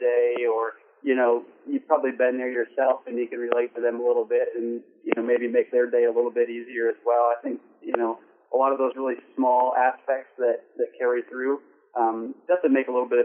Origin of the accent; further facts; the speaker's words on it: Iowa, United States; moved away as an adult; also born or lived in North Carolina; I grew up in Iowa.